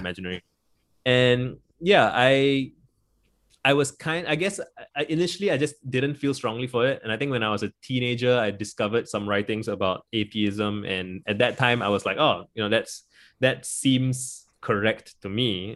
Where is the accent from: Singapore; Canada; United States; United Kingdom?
Singapore; I grew up in Singapore